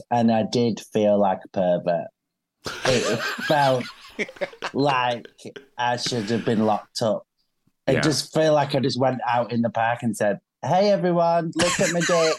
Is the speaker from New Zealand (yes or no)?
no; Manchester, North West England, United Kingdom; as a Mancunian